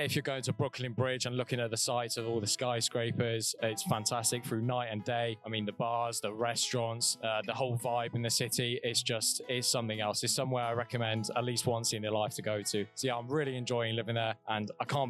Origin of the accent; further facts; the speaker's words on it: England, United Kingdom; we're both from England